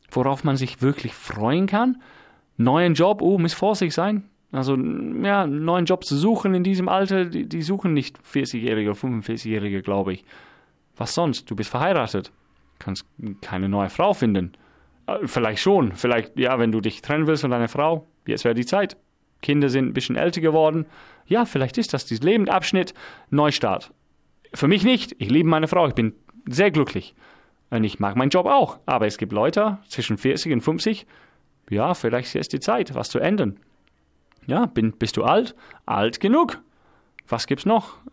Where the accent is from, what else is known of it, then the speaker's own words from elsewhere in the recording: England, United Kingdom; Ich bin Engländer.